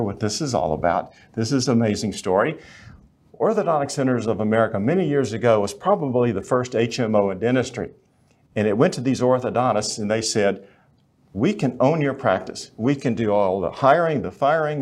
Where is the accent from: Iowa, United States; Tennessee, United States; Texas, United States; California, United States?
Texas, United States; Fort Worth; I was born in Fort Worth